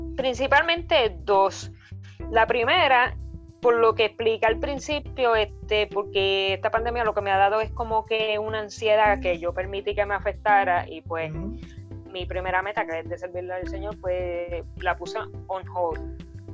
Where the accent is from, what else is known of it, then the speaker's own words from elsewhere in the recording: Arecibo, Puerto Rico; soy nacida y criada en Arecibo